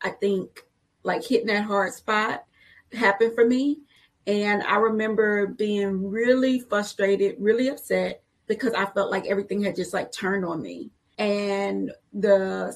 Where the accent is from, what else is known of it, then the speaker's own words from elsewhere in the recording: Houston, Texas, United States; I grew up on the south side of Houston